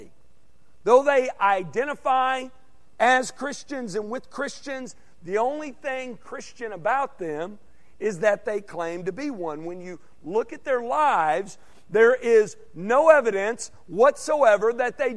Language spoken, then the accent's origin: English; Arkansas, United States; moved away as an adult; now in Texas, United States; my home state, because in Arkansas, you got the Hogs